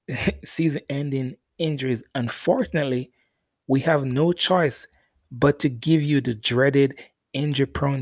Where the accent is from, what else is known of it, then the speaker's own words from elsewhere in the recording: Jamaica; I'm Jamaican.